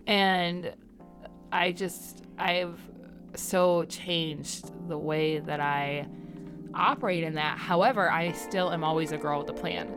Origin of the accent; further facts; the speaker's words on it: Michigan, United States; I'm from Michigan